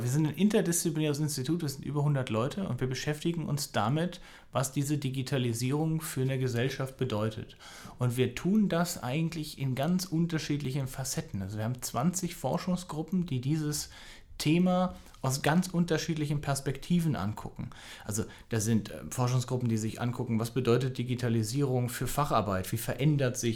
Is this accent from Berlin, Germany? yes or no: yes; Berlin, Germany; born there; also born or lived in Amsterdam / Würzburg; ich bin also ich bin auch in Berlin geboren, ich bin einmal quasi um die Welt und zurück